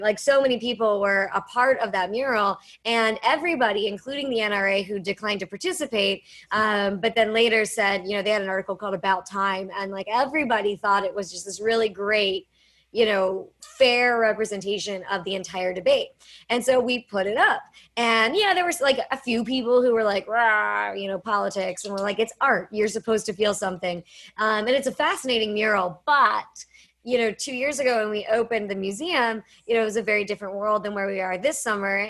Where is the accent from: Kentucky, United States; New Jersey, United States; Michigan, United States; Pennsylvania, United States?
Pennsylvania, United States; Pittsburgh; I am from Pittsburgh, Pennsylvania, so people assume that I grew up around firearms